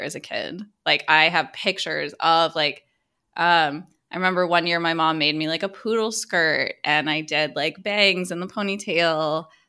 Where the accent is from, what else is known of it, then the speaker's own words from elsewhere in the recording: Mid-Atlantic United States, United States; growing up in the Mid-Atlantic of the United States